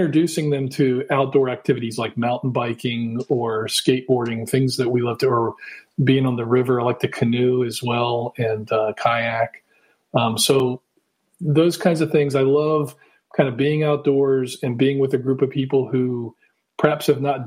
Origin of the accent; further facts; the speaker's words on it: Washington, District of Columbia, United States; moved away as an adult; also born or lived in Utah / Virginia; now in Virginia Beach, United States; I grew up in the Washington, D.C. area